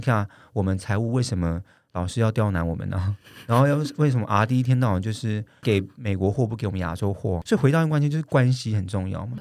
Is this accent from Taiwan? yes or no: yes; Taiwan; 我们台湾人